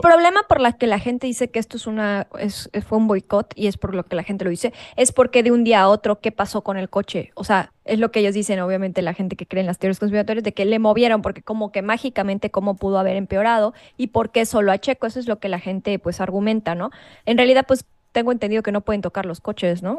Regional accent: Mexico; nosotros como mexicanos o como latinos

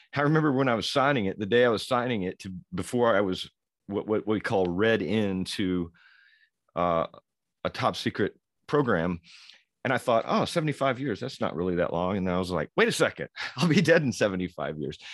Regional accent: Louisville, Kentucky, United States; born and raised in Louisville, Kentucky

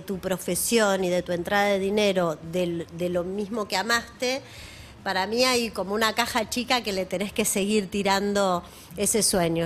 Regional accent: Argentina; somos argentinos

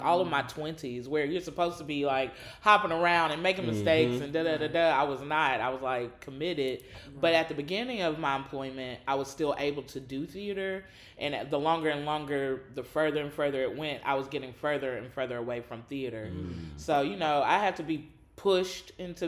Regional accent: Nashville, Tennessee, United States; moved away as an adult; now in Louisville, United States; I am from Nashville, Tennessee

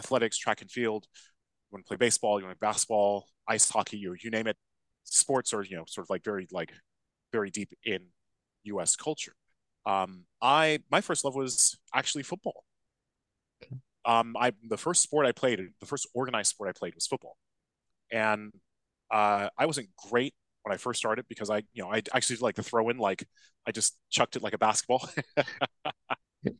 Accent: Los Angeles, California, United States; moved away as an adult; also born or lived in Bay Area, California / Davis, California; now in London, United Kingdom; I'm originally from Los Angeles

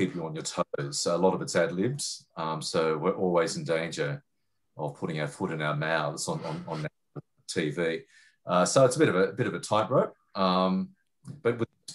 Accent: Sydney, New South Wales, Australia; moved away as an adult; now in Melbourne, Australia; I'm in Melbourne now, but I grew up in Sydney

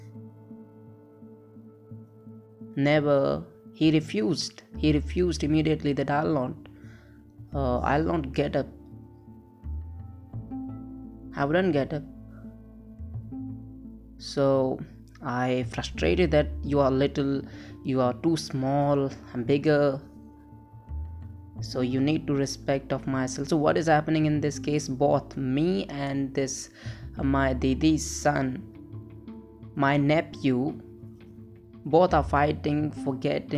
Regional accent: India; English is a second language; I'm from India

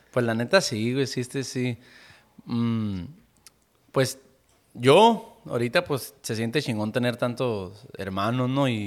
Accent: Caborca, Sonora, Mexico; born there; somos tres y somos nacidos aquí en Caborca, ¿no?

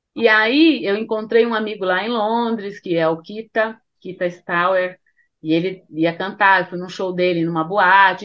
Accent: Bahia, Brazil; now in São Paulo, Brazil; sendo baiana

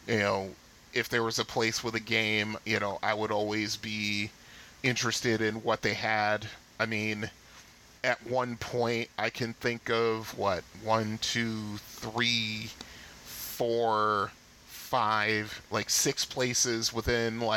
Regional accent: Bridgeport, United States; my hometown Bridgeport

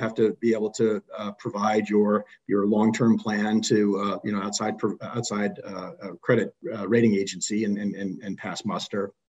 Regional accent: Boston, Massachusetts, United States; My parents were from New York City, and I just never had it for whatever reason, but I did grow up here.

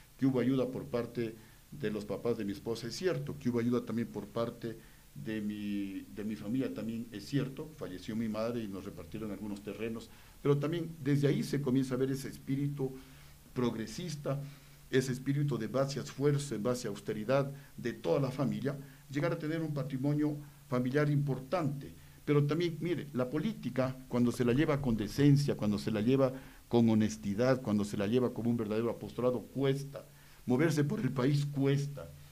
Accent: Ecuador

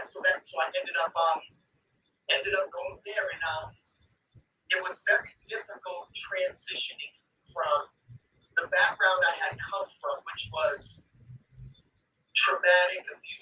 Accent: Boston, Massachusetts, United States; also born or lived in New Hampshire, United States; I was born in New Hampshire. I lived there. I was literally just born. Within a few days, I was flown to Maine to get a procedure done on my heart. Ended up moving to Massachusetts. To the Mission Hill neighborhood around Calumet Street.

